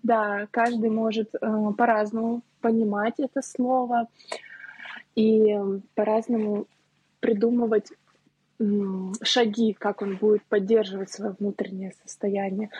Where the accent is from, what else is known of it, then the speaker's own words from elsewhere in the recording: Saint Petersburg, Russia; also born or lived in Moscow; Я живу в Москве уже три недели. Я сама из Петербурга.